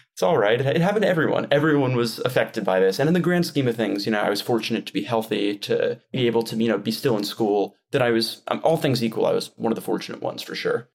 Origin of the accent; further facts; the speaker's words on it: Westchester County, New York, United States; moved away as an adult; also born or lived in Washington, D.C.; now in Taiwan; I'm from New York, born and raised in Westchester County. I lived in New York my entire life